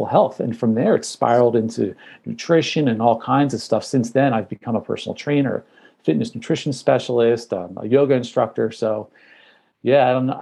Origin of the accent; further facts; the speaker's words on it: New Jersey, United States; I'm from New Jersey